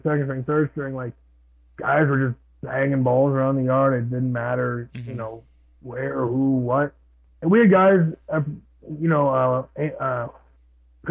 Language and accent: English; Canada; I was Canadian. I am Canadian.